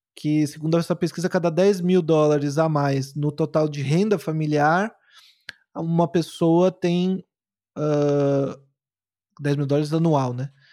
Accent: Guarulhos, São Paulo, Brazil; eu fui criado em Guarulhos, lá em São Paulo, sou um cara da periferia

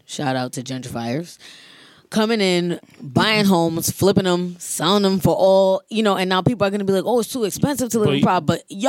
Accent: Rhode Island, United States; Every time I leave the state and I tell people I'm from Rhode Island, they're like, Long Island?

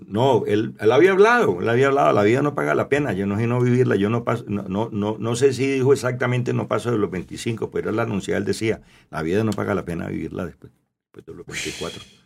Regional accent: Cali, Valle del Cauca, Colombia; also born or lived in La Unión, Valle del Cauca / Roldanillo / United States; me vengo de Cali a los 16 años, me regreso para, mm. me vengo para la Unión cuatro años

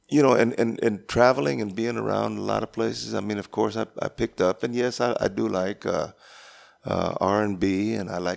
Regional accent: Pearsall, Texas, United States; we're originally from Pearsall, Texas, which is south of San Antonio

